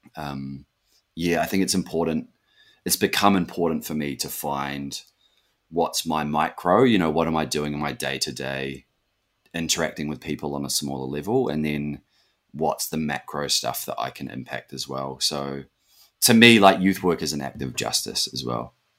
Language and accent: English; Auckland, New Zealand; moved away as an adult; now in Western Australia, Australia; since growing up in West Auckland.